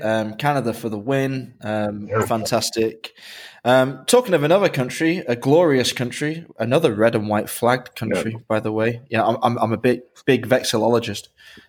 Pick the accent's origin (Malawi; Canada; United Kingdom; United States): United Kingdom; I grew up in Britain